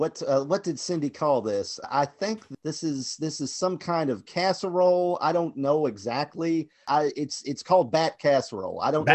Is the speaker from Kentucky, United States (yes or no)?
yes; Kentucky, United States; since I'm from Kentucky